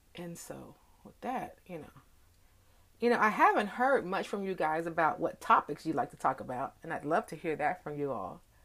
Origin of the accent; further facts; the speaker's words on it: DFW, Texas, United States; it's raining here in DFW